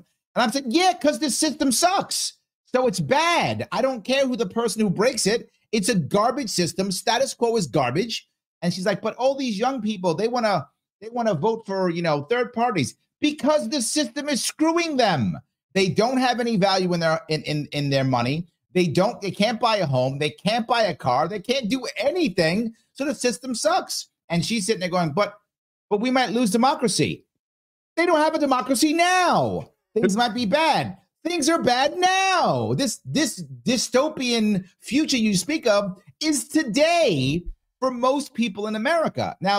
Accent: Bronx, New York, United States; When I was growing up in the Bronx as a kid in the 70s, right, most of the local stores were owned by local people.

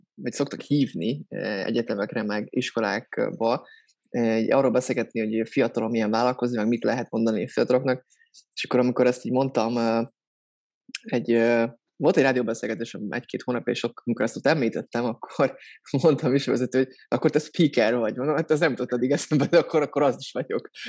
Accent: Soltvadkert, Bács-Kiskun, Hungary; moved away as an adult; now in Budapest, Hungary; Soltatkertről származom, ez Bácskiskó megyében egy kisváros. Pesten élek, hát gyakorlatilag az egyetem óta

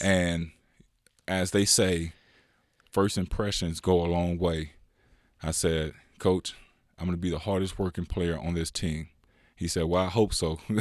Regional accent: California, United States; born or raised there; also born or lived in Louisiana

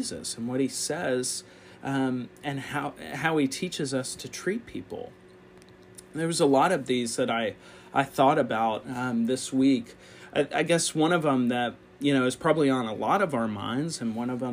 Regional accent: United States; as American Christians

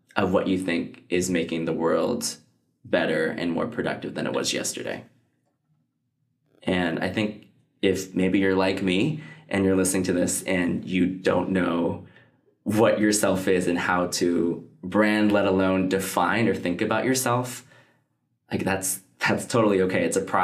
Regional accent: United States; like I come from, like I'm Chinese American, fourth generation.

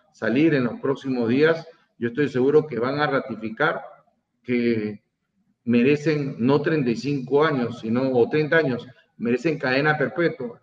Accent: Peru; todos los peruanos somos los organizadores

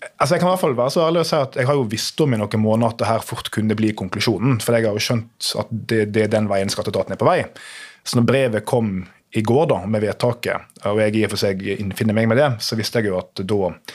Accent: Nordfjordeid, Vestland, Norway; moved away as an adult; now in Oslo, Norway; satt i kommunestyret hjemme på Nordfjordeid

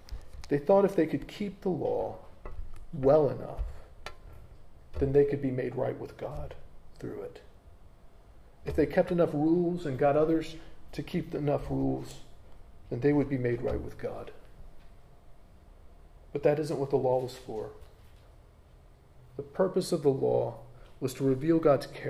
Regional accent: United States; accent: American; moved away as an adult; now in United Kingdom; there are habits that I have as an American that I probably will never change, even though I'm now a British citizen. You know, there's things about me that will always mark me out as being from America. You know, I can't change my accent.

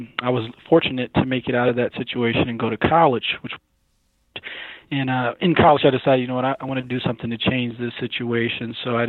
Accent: Syracuse, New York, United States; moved away as an adult; now in Atlanta, United States; Yeah, so I'm actually from Syracuse, New York. Grew up a very cold place.

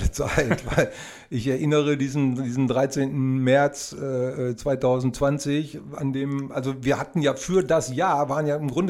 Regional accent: Oerlinghausen, North Rhine-Westphalia, Germany; wir kommen aus Erlinghausen, das ist quasi ein Vorort von Bielefeld

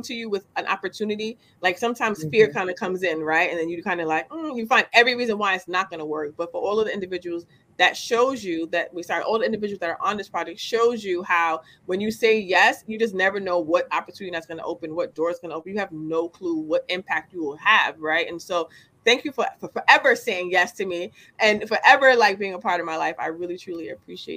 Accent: New York City, New York, United States; moved away as an adult; also born or lived in Yonkers; now in Beacon, United States; I've been in the Bronx my entire life

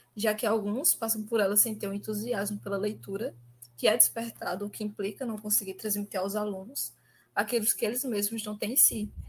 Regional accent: Arcoverde, Pernambuco, Brazil; Como eu sou de Arco Verde, a gente tem muita questão do samba de popular

